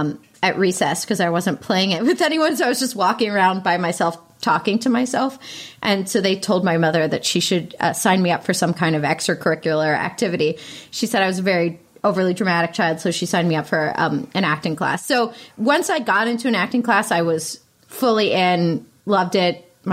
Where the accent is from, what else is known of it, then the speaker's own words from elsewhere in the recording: Pittsburgh, Pennsylvania, United States; Pittsburgh, Pennsylvania.